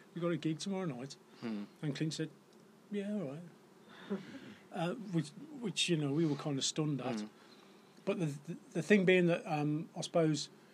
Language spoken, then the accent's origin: English; Black Country town, West Midlands, United Kingdom; I grew up in Corrybonk, which is a very black country town